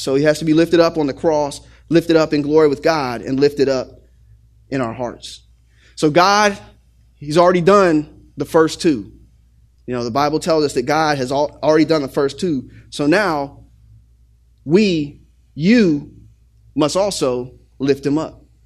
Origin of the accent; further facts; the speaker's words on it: Xenia, Ohio, United States; when I was growing up in Xenia, Ohio